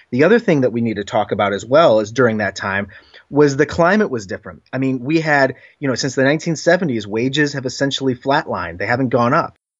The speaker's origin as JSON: {"language": "English", "region": "Northeast Ohio", "country": "United States", "also_born_or_lived": "Washington, D.C. / New York area", "moved": "as an adult", "said": "I was from Northeast Ohio, lived in D C, then lived in New York area for five years, now back in Cleveland."}